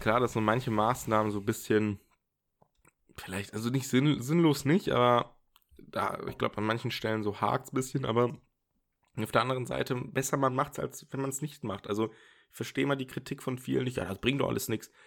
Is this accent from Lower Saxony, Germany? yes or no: yes; Osnabrück, Lower Saxony, Germany; now in Dortmund, Germany; ich komme ja ursprünglich aus Osnabrück oder war da auch sehr lange im Jugendzentrum